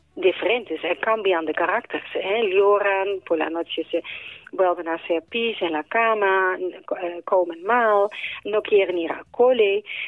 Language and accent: Spanish; Netherlands; now in Spain; yo como soy holandesa también en Holanda llevo la misma lucha